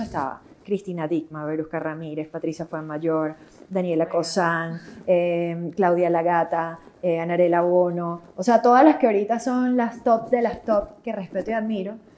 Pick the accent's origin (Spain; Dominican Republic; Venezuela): Venezuela; moved away as an adult; also born or lived in Netherlands; como venezolanos